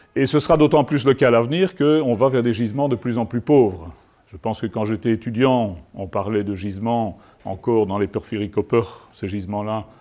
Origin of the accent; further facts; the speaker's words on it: Liège, Wallonia, Belgium; je suis liégeois